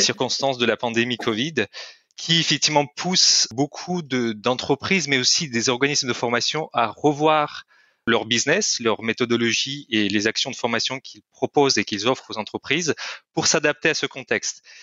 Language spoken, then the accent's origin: French; Kyrgyzstan; first language Russian; French is a second language; moved away as an adult; Je suis, je viens du Kyrgyzstan, c'est un petit pays en Asie centrale